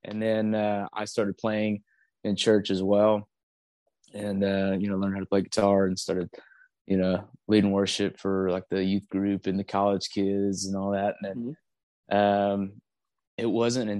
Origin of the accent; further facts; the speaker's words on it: Moore, Oklahoma, United States; also born or lived in San Antonio, Texas / Ramstein, Germany; I was raised in Moore, which is kind of right smack dab in the middle of Oklahoma City